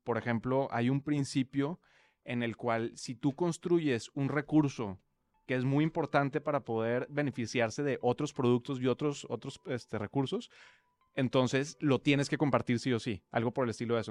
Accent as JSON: {"language": "Spanish", "town": "Monterrey", "region": "Nuevo León", "country": "Mexico", "also_born_or_lived": "Mexico City / United States / Europe", "accent": "regio", "moved": "as an adult", "said": "creo que tampoco el acento se pegó ni nada, entonces seguimos siendo regios por ahora"}